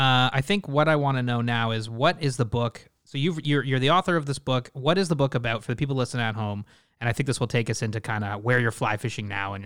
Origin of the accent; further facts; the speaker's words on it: Ottawa, Ontario, Canada; when I growing up in Ottawa, Canada here